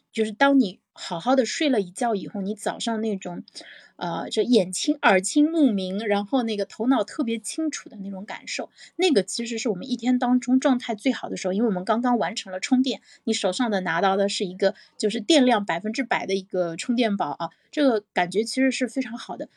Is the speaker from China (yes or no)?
yes; China; 我们中国人的这个文化传统